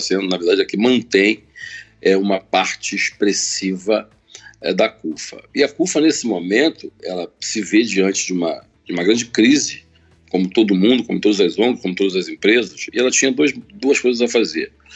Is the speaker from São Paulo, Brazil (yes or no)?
no; Baixada Fluminense, Rio de Janeiro, Brazil; eu nasci no Rio de Janeiro, na Baixada Fluminense